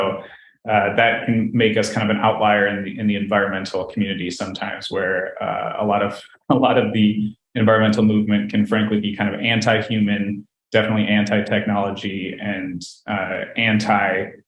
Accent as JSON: {"language": "English", "region": "Minnesota", "country": "United States", "also_born_or_lived": "Wisconsin", "moved": "as an adult", "said": "I'm from Minnesota, and so we had, you know, we have all of the kinds of weather."}